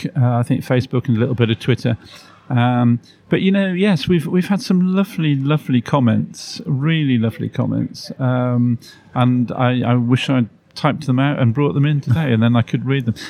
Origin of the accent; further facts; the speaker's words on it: Shrewsbury, West Midlands, United Kingdom; moved away as an adult; I moved around the country and lived in different towns, and none of them compare, you know. So I was very keen to return to my hometown.